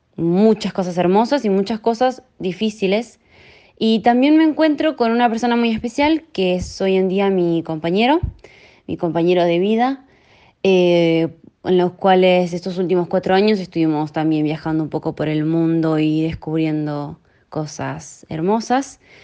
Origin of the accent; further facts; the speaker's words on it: San Carlos de Bariloche, Río Negro, Argentina; moved away as an adult; also born or lived in Comodoro Rivadavia / Buenos Aires / Menton, France; now in Monaco; Soy argentina, nací en Comodoro Rivadavia y crecí en Bariloche.